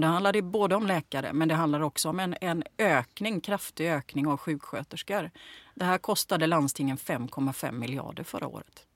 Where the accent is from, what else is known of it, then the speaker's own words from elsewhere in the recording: Gothenburg, Västra Götaland, Sweden; Jag växte upp i Bergsjön